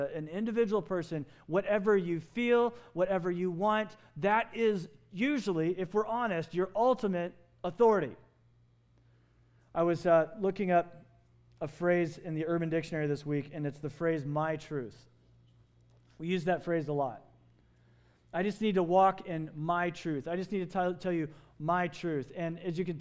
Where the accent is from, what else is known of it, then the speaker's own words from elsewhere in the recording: Kentucky, United States; moved away as an adult; now in Phoenix, United States; I grew up in Kentucky. I spent all my high school years there.